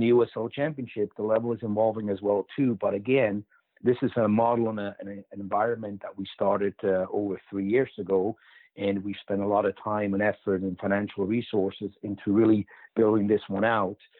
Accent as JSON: {"language": "English", "country": "Switzerland", "tie": "born or raised there", "moved": "yes", "said": "growing up in Switzerland"}